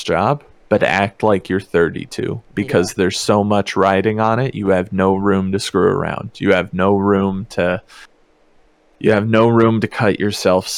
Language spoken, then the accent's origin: English; mountains of Virginia, United States; moved away as an adult; also born or lived in Kansas; now in Bay Area, California, United States; I grew up, as I mentioned before, extremely small town in the mountains of Virginia